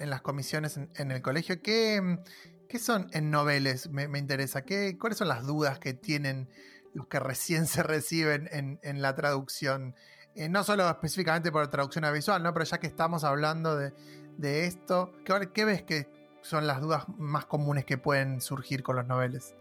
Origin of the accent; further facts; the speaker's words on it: Argentina; para nosotros como argentinos